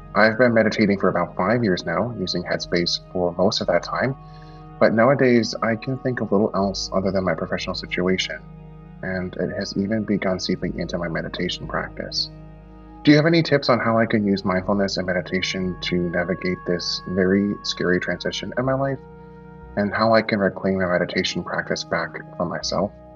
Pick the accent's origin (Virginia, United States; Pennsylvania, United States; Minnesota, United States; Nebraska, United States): Pennsylvania, United States; Philadelphia; I am from Philadelphia in the United States